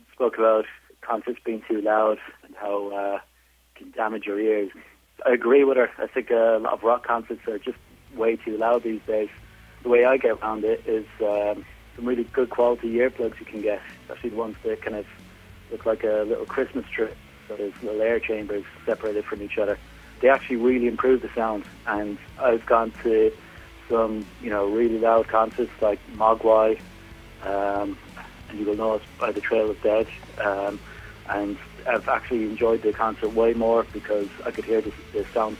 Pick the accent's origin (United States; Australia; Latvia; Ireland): Ireland; now in Manchester, United Kingdom; I'm an Irishman living in Manchester, England.